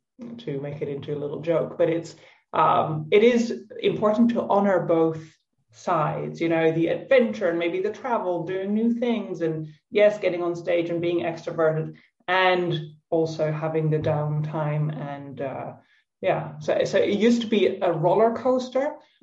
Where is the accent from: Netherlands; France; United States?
Netherlands; moved away as an adult; also born or lived in Tuscany, Italy; now in Italy; I'm Dutch, I'm from the Netherlands